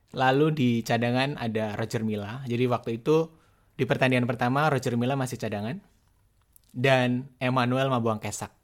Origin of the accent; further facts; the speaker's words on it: Boyolali, Central Java, Indonesia; saya ini orang kampung, wong deso. Waktu itu saya tinggal di desa, tepatnya di desa Dibal, kecamatan Ngemplak, Kabupaten Boyolali